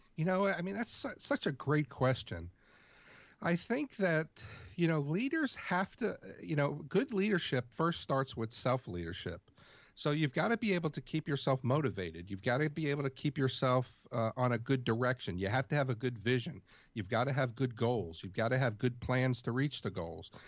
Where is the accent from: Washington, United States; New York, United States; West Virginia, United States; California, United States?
New York, United States; New York City; I grew up in New York City